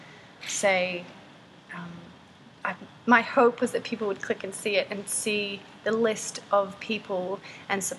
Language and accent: English; Hong Kong; moved away; I grew up in Hong Kong